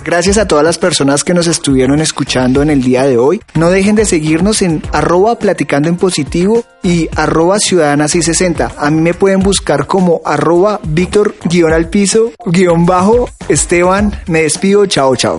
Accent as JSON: {"language": "Spanish", "country": "Colombia", "moved": "yes", "lives_now": "Mexico City, Mexico", "said": "mi tierra querida Colombia"}